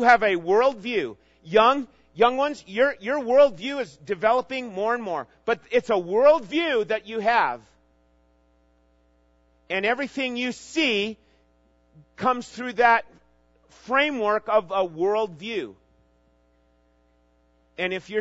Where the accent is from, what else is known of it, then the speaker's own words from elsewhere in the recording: Minnesota, United States; moved away; I grew up in Minnesota.